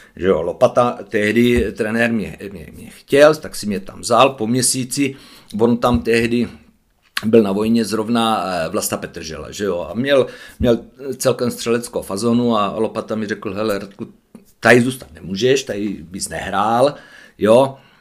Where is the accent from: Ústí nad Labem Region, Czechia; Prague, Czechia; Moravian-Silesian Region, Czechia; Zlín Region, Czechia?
Zlín Region, Czechia; Hulín; z Hulína. No, to je vedle Kroměříže